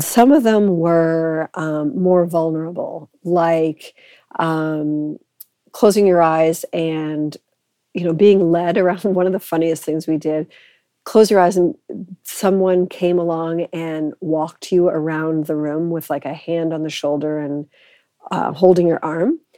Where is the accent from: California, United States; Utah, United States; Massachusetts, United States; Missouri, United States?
Massachusetts, United States; Boston; moved away as an adult; also born or lived in Edinburgh, Scotland / Cambridge, England; now in Canada; I am originally from Boston, which means that I'm kind of American